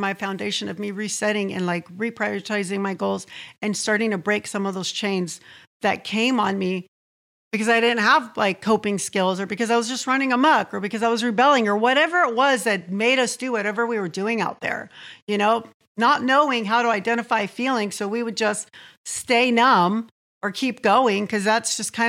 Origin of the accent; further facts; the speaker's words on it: Santee, California, United States; I was born and raised in Santee.